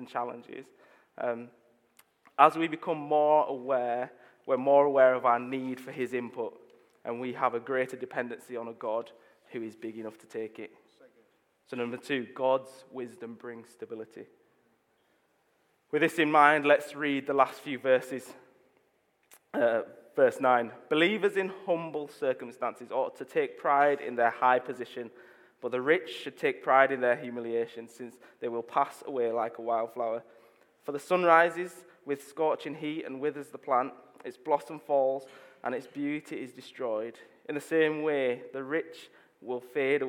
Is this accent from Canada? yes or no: no; Leeds, Yorkshire and the Humber, United Kingdom; I'm from Leeds. I grew up in Chapel Town.